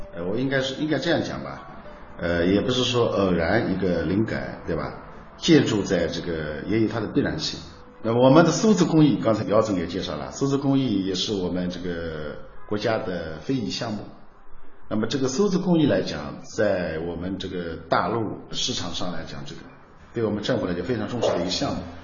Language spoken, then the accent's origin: Chinese; Changshu, Jiangsu, China; 我们常熟最有特色的《红木雕刻》